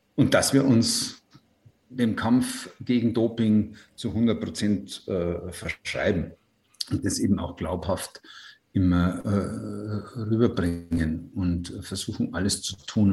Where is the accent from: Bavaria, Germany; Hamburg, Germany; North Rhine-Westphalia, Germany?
Bavaria, Germany; Ruhpolding; Dieser Flecken Erde, auf dem ich da leben darf, ich bin da so verwurzelt, ich will da nicht weg